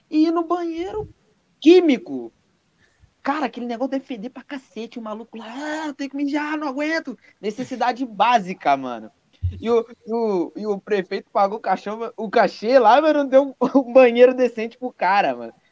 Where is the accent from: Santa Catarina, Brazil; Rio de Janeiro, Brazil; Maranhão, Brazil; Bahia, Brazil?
Rio de Janeiro, Brazil; Pô, vou pros rolé, não sei o que, eu sou do Rio, cara.